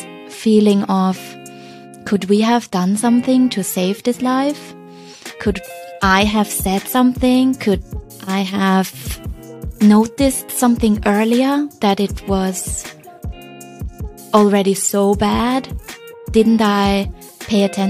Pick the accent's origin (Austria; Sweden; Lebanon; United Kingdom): Austria; Vienna; moved away as an adult; also born or lived in China; now in Hong Kong; I'm originally from Vienna, and I ended up in China 12 years ago